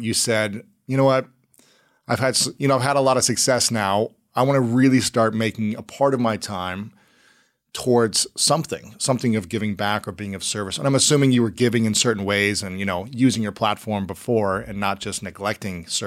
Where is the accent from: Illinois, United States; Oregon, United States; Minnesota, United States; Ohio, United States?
Ohio, United States; moved away; also born or lived in St. Louis, Missouri; I'm from Ohio